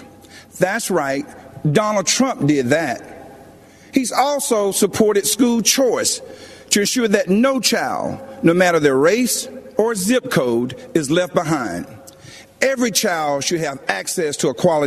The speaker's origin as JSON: {"language": "English", "town": "Laurel Hill", "region": "North Carolina", "country": "United States", "tie": "born or raised there", "also_born_or_lived": "Georgia", "moved": "yes", "said": "I grew up in the South, in Laurel Hill, North Carolina, Scotland County, the Green Pond community to be exact."}